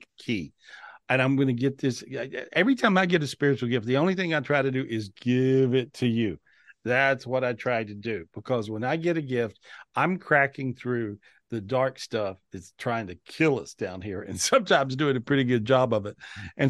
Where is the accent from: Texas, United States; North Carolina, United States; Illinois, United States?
North Carolina, United States; moved away; where I grew up in North Carolina